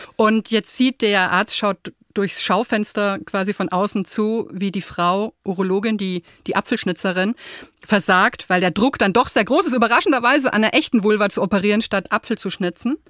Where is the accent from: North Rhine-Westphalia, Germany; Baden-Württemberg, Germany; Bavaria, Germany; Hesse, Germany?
Bavaria, Germany; Würzburg; ich bin ja in Würzburg geboren und so mhm. in Unterfranken aufgewachsen